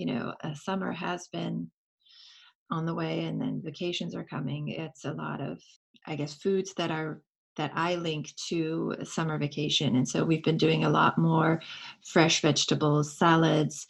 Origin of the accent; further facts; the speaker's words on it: France; now in United States; I grew up in France